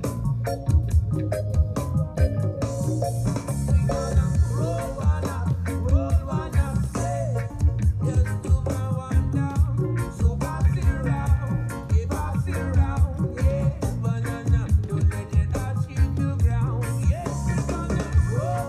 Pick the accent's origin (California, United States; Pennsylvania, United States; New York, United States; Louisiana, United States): California, United States; San Diego; I'm a stoner from San Diego